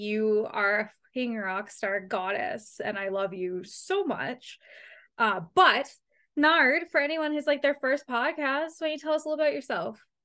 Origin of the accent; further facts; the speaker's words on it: London, Ontario, Canada; I'm from London, from London. So obviously mm. I'm a London Knights fan.